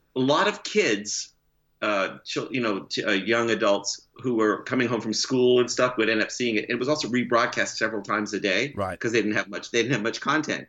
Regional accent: Canada; also born or lived in California, United States; now in Oakland, United States; I am a Canadian uh, dual citizen. I am. I'll never not be Canadian.

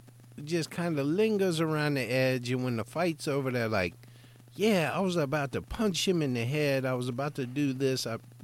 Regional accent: United States; As American citizens

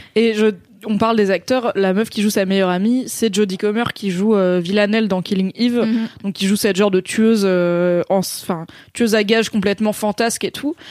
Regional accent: France; en tant que Français

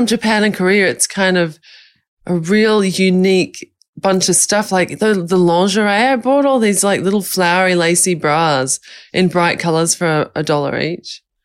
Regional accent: Australia; moved away as an adult; now in Bali, Indonesia; I've lived in Bali for five years, but I'm Australian

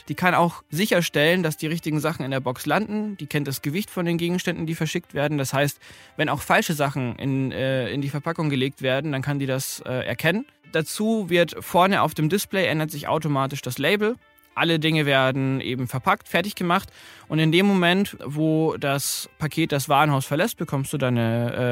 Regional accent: Bavaria, Germany; ich komme ursprünglich aus Bayern, und bin der Group CEO von Living Packets.

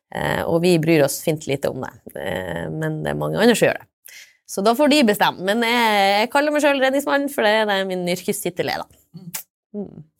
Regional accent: Steigen, Nordland, Norway; also born or lived in Trondheim / Bodø / Cambodia; Jeg kommer fra Steigen, Engeløya i Nordland

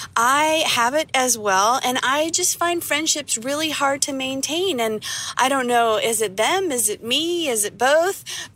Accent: West Virginia, United States; I'm from West Virginia in the United States

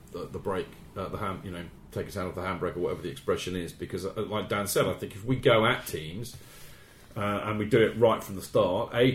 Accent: England, United Kingdom; I'm English

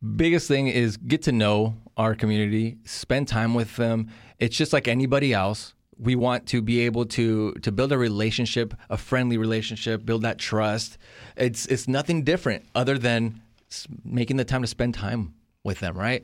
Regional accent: California, United States; also born or lived in Monterrey, Nuevo León, Mexico; I'm from Mexico, Monterrey, Nuevo León. Uh, I was born there, raised in California

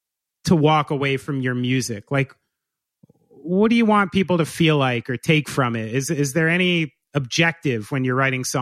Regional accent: New Jersey, United States; I'm from here. I'm from New Jersey.

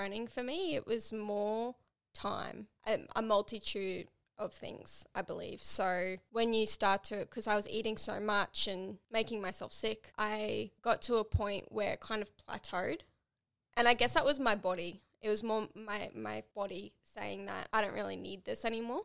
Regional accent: Townsville, Queensland, Australia; moved away; I went back to Townsville, my hometown

